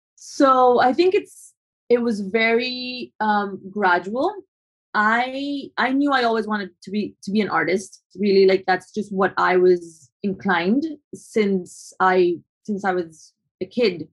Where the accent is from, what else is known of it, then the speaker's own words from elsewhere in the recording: Colombia; moved away as an adult; also born or lived in New York; growing up in Colombia